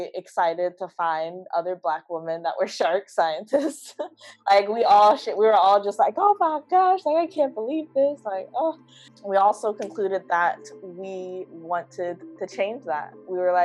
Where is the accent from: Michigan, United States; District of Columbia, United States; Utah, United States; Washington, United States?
Michigan, United States; Detroit; moved away as an adult; now in Florida, United States; I grew up in Detroit, Michigan, a big city there